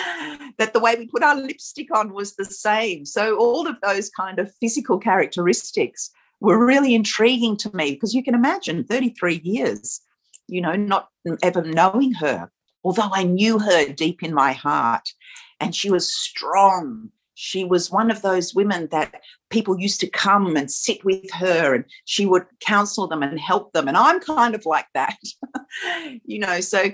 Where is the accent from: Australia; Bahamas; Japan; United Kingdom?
Australia; being a woman of color, being a woman of, you know, Middle Eastern origin, growing up in Australia